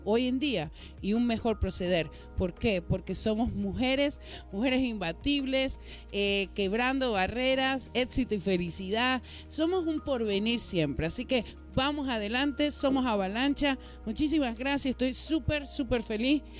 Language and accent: Spanish; Venezuela; born there; bueno, nací en Venezuela, pero tengo a mi mamá que nació en México y tengo a mi papá que nació en Venezuela, pero siempre está México presente.